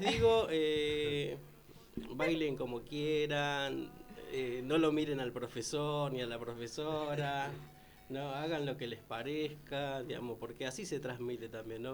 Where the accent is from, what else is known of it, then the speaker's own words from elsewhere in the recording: Villa Fiorito, Buenos Aires Province, Argentina; also born or lived in Rafael Calzada; nací en Villa Fiorito, viví en la villa muchos años, me crié ahí